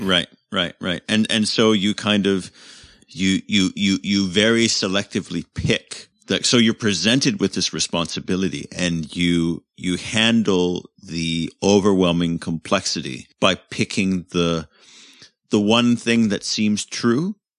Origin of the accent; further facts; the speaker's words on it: Canada; moved away; also born or lived in United Kingdom; as a Commonwealth citizen, as a Canadian